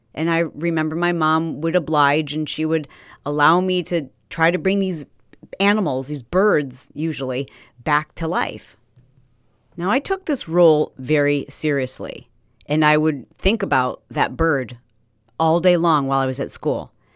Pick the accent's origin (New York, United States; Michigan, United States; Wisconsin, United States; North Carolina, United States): Michigan, United States; Fowlerville; also born or lived in Detroit, Michigan; we moved to this little teeny tiny town town, yeah, town, called Fowlerville, Fowlerville, Michigan